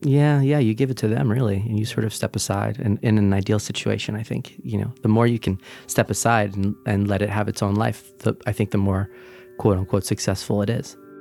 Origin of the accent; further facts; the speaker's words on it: Brick, New Jersey, United States; also born or lived in Sunnyside, Queens, New York; now in New York, United States; I'm originally from Brick, New Jersey, the Jersey Shore